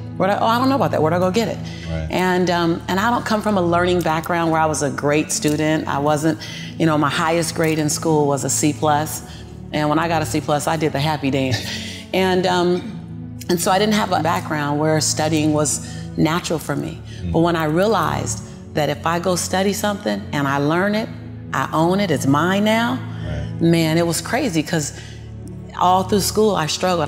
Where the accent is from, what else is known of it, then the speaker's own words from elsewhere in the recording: Los Angeles, California, United States; born and raised in South Central